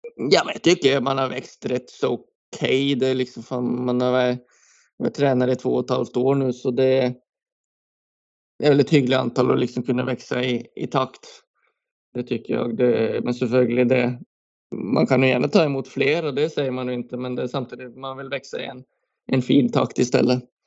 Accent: Norway; moved away as an adult; now in Sweden; hemma i Norge

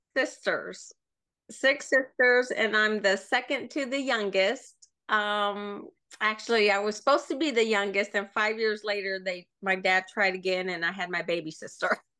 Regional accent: Sioux City, Iowa, United States; moved away; I grew up in Iowa, um, Sioux City, Iowa, which is right on the border of Nebraska and South Dakota

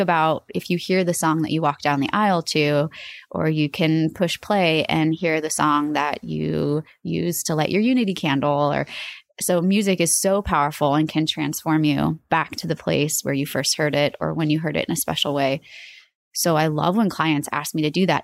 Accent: Omaha, Nebraska, United States; moved away as an adult; also born or lived in Boston / New York City; I moved back home and as I was driving from New York, back to Omaha with all my belongings

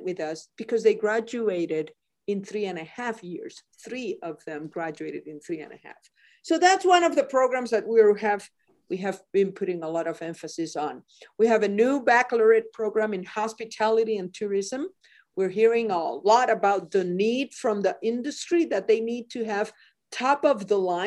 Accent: Mayagüez, Puerto Rico; now in Montana, United States; I was born and raised in Puerto Rico.

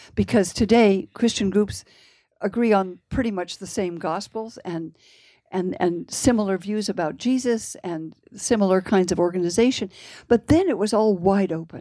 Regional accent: Palo Alto, California, United States; I grew up in what I said was the, the most boring town in the world. That's how it looked to me anyway. Um, it was in California, Palo Alto.

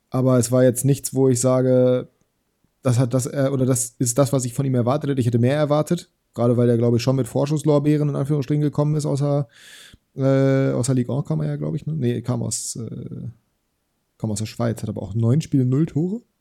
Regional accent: Bremen, Germany; Aber bei ich als Bremer sage, weil er bei Wolfsburg war

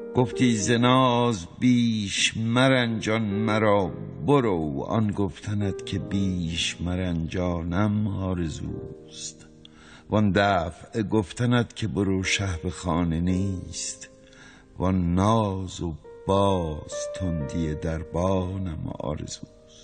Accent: Mashhad, Razavi Khorasan, Iran; moved away; also born or lived in Paris, France; همشهری فردوسی

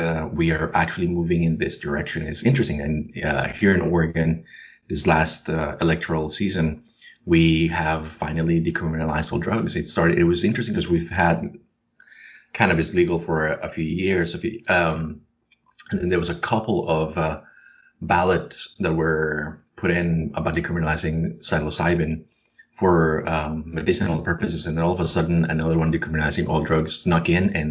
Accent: Colombia; now in United States; I was born and raised in Colombia, and I moved to the U.S.

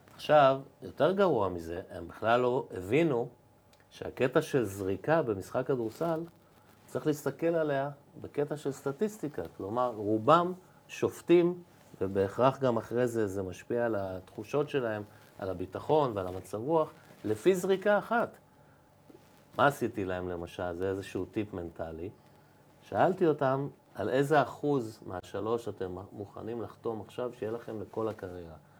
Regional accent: Givatayim, Tel Aviv District, Israel; גדלנו ביחד ברחוב גבע בגבעתיים

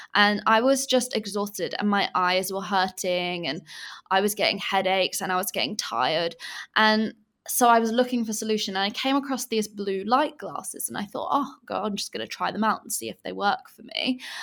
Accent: England, United Kingdom; moved away as an adult; now in Bali, Indonesia; I'm originally from England, as you can probably tell by my accent, but I actually live in Bali, and I have done for the past three years

